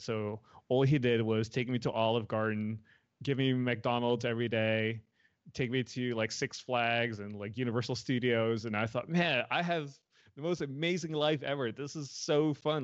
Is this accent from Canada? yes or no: no; Netherlands; moved away as an adult; also born or lived in Los Angeles, United States; now in United States; I was born and raised in the Netherlands, so I was there till I was eighteen